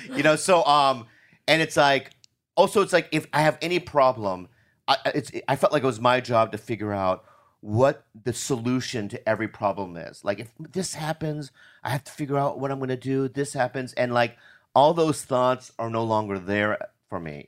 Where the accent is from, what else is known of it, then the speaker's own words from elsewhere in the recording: United States; I'm American